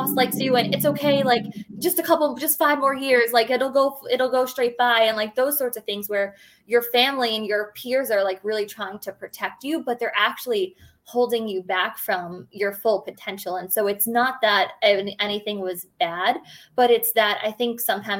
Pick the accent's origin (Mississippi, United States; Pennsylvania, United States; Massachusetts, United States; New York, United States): New York, United States; Long Island; I'm born and raised on Long Island, which is in New York